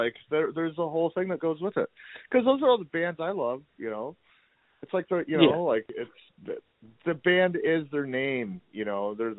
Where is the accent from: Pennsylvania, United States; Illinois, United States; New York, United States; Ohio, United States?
Ohio, United States; Toledo; now in Detroit, United States; yeah, I'm from Toledo, Ohio, and we came up here in 1998